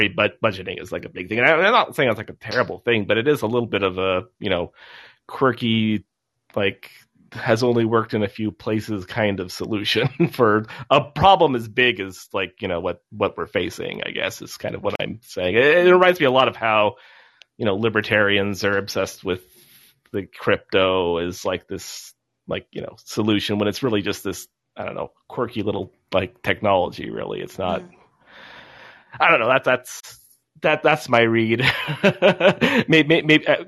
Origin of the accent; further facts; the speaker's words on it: Humboldt County, California, United States; I come from Humboldt County